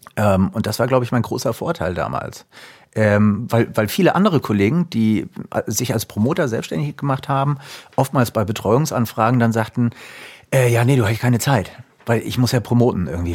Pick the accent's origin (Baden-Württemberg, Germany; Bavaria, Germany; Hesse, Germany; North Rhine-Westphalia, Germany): Hesse, Germany; Frankfurt area, Taunus; moved away as an adult; wieder zurück in meine alte Heimat zu gehen. Gründe dafür waren eher privater Natur. Alte Heimat heißt im Frankfurter Raum, im Taunus